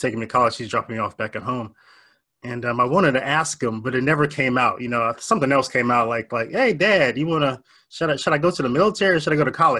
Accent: Warren, Ohio, United States; I was born and raised in Northeast Ohio, a little town called Warren, Ohio

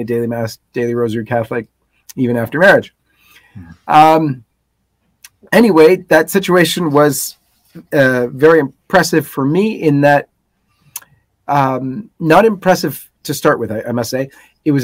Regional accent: Toronto, Ontario, Canada; Born and raised in Toronto

